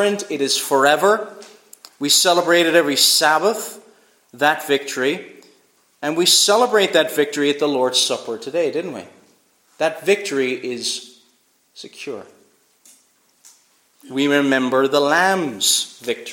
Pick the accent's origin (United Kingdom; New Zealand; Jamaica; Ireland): Ireland; Cork, Munster; I was born in Cork